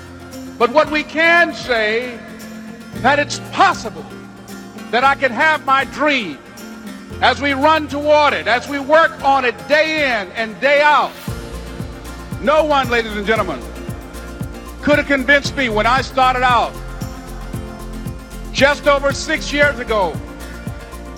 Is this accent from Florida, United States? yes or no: yes; Miami, Florida, United States; I was born in Miami, Florida, in an area called Liberty City, in an abandoned building on a hard linoleum floor with my twin brother